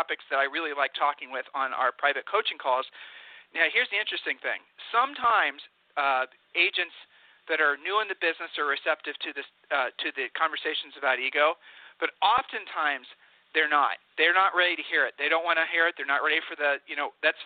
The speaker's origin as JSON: {"language": "English", "region": "Ohio", "country": "United States", "moved": "yes", "lives_now": "Texas, United States", "said": "we're from Ohio"}